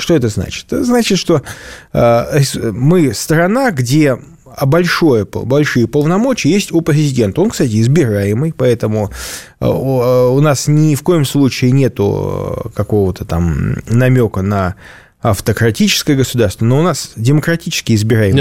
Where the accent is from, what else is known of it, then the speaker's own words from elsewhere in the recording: Saint Petersburg, Russia; я как петербуржец